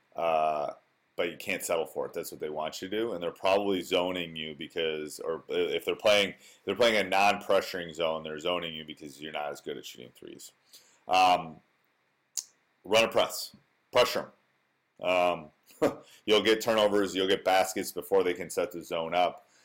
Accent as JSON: {"language": "English", "region": "Wisconsin", "country": "United States", "tie": "born or raised there"}